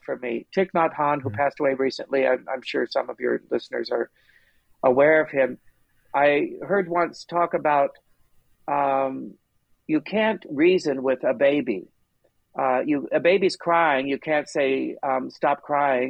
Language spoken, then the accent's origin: English; Long Beach, California, United States; I grew up in Long Beach